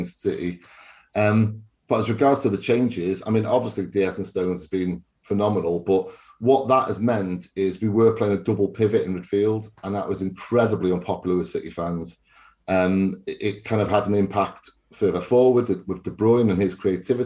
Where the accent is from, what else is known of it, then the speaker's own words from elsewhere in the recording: Wales, United Kingdom; I'm Welsh